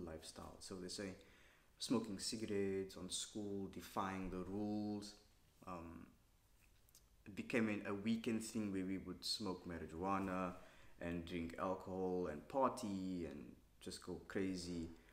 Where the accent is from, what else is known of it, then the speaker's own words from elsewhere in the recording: Cape Town, Western Cape, South Africa; I grew up in Cape Town